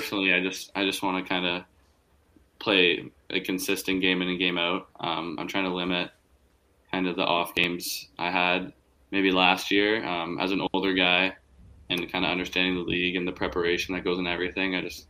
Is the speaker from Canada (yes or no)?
yes; Whitby, Ontario, Canada; Yeah, I'm from Whippy, so.